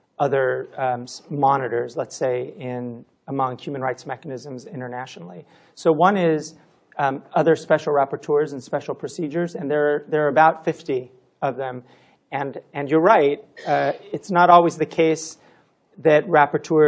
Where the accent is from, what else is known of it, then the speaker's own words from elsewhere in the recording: California, United States; I'm from California, so we don't have weather